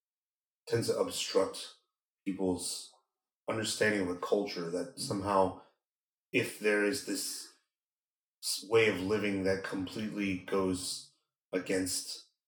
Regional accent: Northeast China, China; accent: Dongbei; So it's, I felt very strong compulsion to change my accent from the Dongbei.

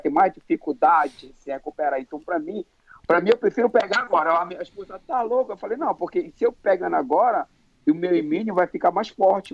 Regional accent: Manaus, Amazonas, Brazil; me trouxe para cidade da Amazônia, Manaus, onde eu nasci.

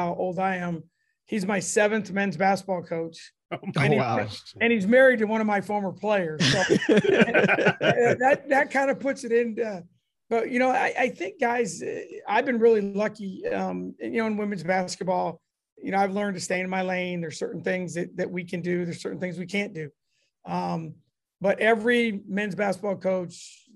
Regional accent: Davenport, Iowa, United States; now in Ames, United States; I'm originally from Davenport, Iowa.

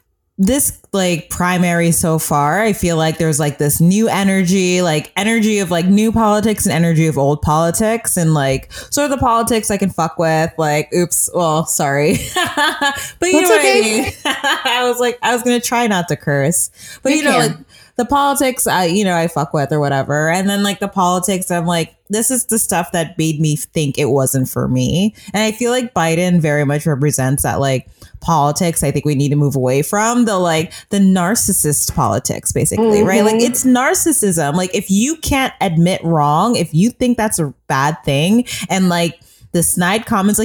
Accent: Oakland, California, United States; It was just like natural, like, of course, I'm from Oakland, I'm gonna have black staffers.

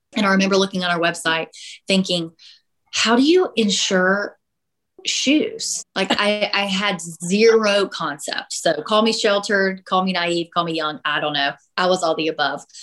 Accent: South Carolina, United States; also born or lived in Illinois; I'm from South Carolina. We moved away to Illinois for a year, got engaged, and I said we we have to be back in South Carolina. My family's here. I've lived here my whole life.

